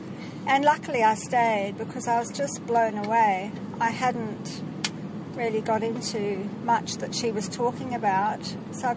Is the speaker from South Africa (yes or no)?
no; Zimbabwe; I'm from Zimbabwe.